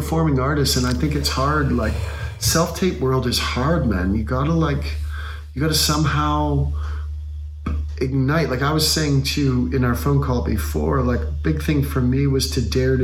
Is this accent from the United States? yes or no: no; Canada; I'm a Canadian people pleaser.